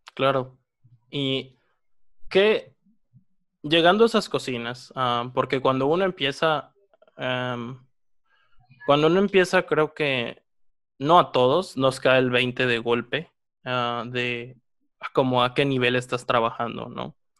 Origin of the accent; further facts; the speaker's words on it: Mexico; nos identifica como mexicanos